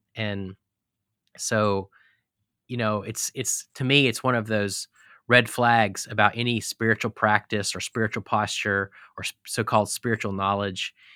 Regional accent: Texas, United States; also born or lived in Colorado / Clemson, South Carolina / Charlottesville, Virginia; now in Holland, Michigan, United States; I grew up in Texas, and I've lived in Colorado and pastored in Clemson, South Carolina, and Charlottesville, Virginia, and now we're in Holland, Michigan

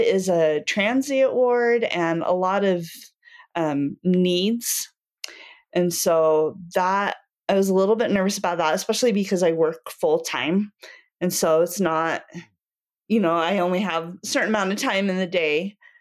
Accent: Cody, Wyoming, United States; also born or lived in Utah / northern Virginia; now in Saratoga Springs, United States; I grew up in Cody, Wyoming, and I'm currently living here in Saratoga.

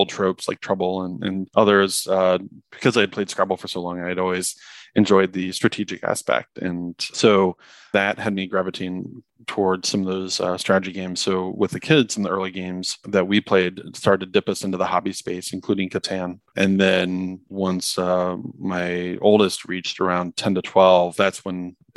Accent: Midwest, United States; also born or lived in Columbus, Ohio / St. Louis, Missouri / Chicago area, Illinois; now in Chicago, United States; have lived in the Midwest my whole life. Spent half of my childhood in Columbus, the other half in St. Louis, Missouri

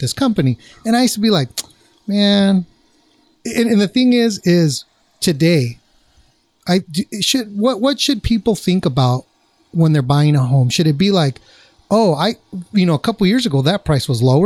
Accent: Orange County, California, United States; I'm from Orange County, and so I worked all over South County

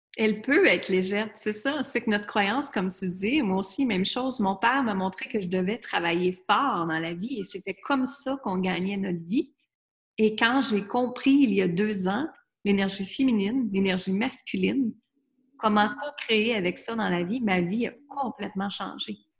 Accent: Quebec, Canada; moved away as an adult; also born or lived in United States; à l'âge de 20 ans, moi, je suis partie du Québec, j'étais vivre aux États-Unis

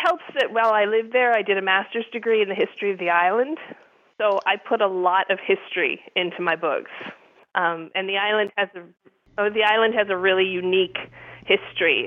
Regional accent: Erie, Pennsylvania, United States; moved away as an adult; also born or lived in Isle of Man / England / Washington D.C.; now in Buffalo, United States; I grew up in Erie, Pennsylvania

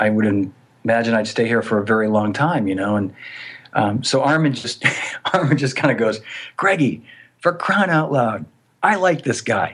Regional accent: Boston, Massachusetts, United States; moved away; I grew up in Boston

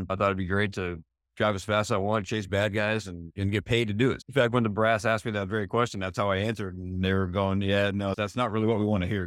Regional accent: East Coast, United States; also born or lived in Arizona; now in San Diego, United States; I wasn't born or raised there, but I, I came from the East Coast moved to Arizona in 91

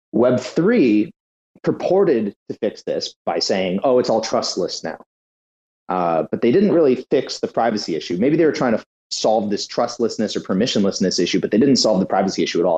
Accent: United States; as an American

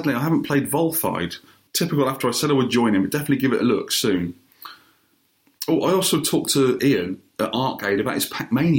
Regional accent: United Kingdom; We're very British.

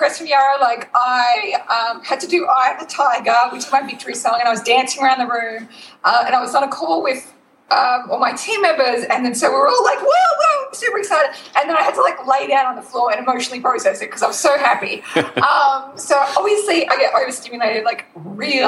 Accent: Queensland, Australia; accent: small town, regional, Northern Australian; It's very, what I like to call small town, regional, like Northern Australian accent

